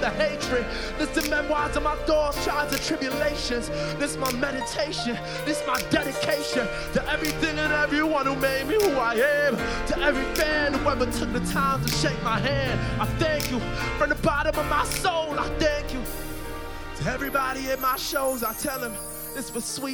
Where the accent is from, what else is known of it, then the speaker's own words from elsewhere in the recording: St. Lucia; I am from St. Lucia